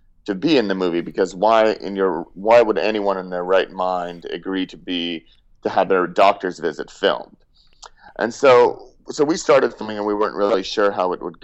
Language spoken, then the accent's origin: English; Russia; now in United States; I'm an immigrant. I grew up in Russia and moved here.